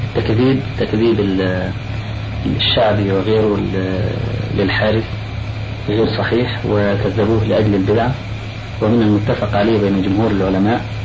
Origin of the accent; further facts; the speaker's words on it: Egypt; عندنا في مصر